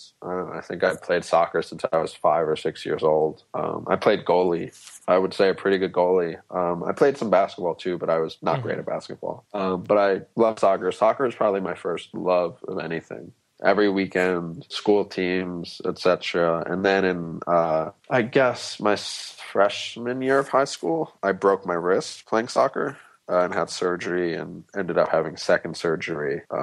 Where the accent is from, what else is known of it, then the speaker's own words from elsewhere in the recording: Manhattan, New York, United States; As me being an odd kid out in school, or as me growing up in Manhattan?